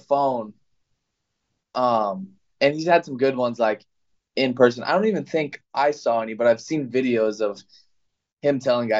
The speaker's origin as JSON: {"language": "English", "region": "California", "country": "United States", "said": "I'm from California"}